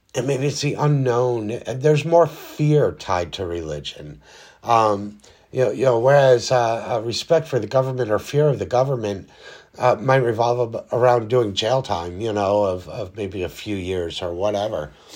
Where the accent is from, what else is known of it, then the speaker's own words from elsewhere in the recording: United States; our country here in the United States